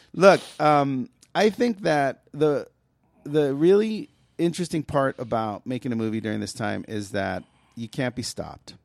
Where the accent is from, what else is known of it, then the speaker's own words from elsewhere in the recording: United States; I'm proud of my mom and my dad being immigrants. I'm proud of all of that stuff, but I am American, Mexican American